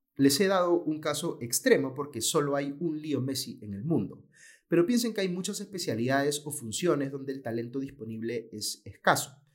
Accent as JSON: {"language": "Spanish", "country": "Peru"}